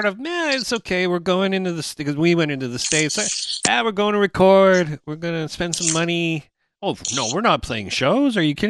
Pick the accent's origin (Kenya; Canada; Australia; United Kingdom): Canada; we're a band from Canada